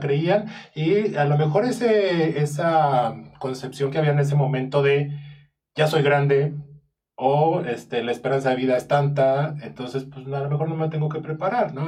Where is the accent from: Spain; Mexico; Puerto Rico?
Mexico; yo como mexicano